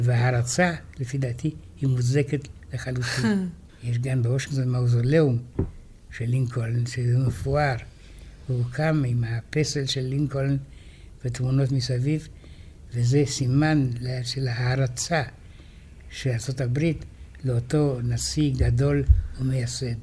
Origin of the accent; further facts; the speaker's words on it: Israel; אנחנו ישראלים